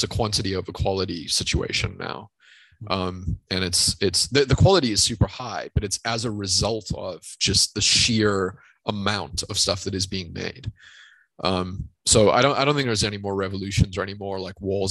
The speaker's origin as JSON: {"language": "English", "country": "South Africa", "tie": "born or raised there", "said": "growing up in South Africa"}